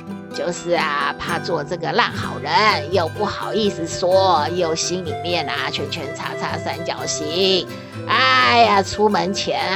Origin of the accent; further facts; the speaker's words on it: Taiwan; 咱们台湾人怎么那么喜欢吃药嘞？